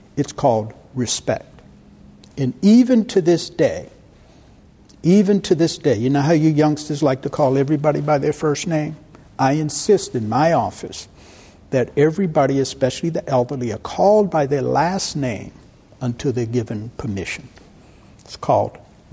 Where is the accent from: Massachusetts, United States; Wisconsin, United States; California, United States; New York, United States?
Massachusetts, United States; Boston; moved away as an adult; I was born and raised in Roxbury, Massachusetts. It's part of Boston.